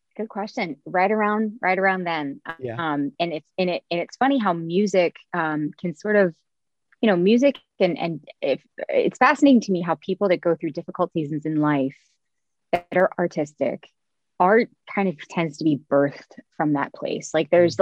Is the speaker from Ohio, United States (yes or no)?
yes; Cincinnati, Ohio, United States; moved away; Yes, I'm from here. I'm from Cincinnati, where I'm I'm back living now